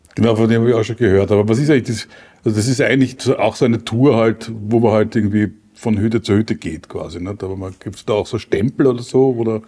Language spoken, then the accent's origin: German; Vienna, Austria; als Wiener